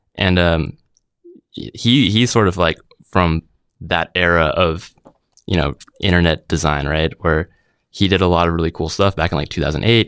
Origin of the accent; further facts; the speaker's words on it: Vancouver, British Columbia, Canada; moved away as an adult; now in San Francisco, United States; born and raised in Vancouver